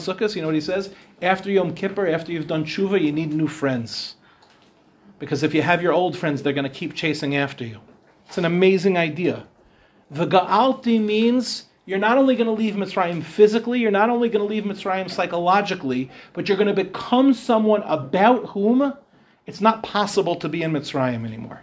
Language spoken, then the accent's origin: English; Meehan Avenue, New York, United States; also born or lived in Israel; I moved onto Meehan Avenue when I was 1 year old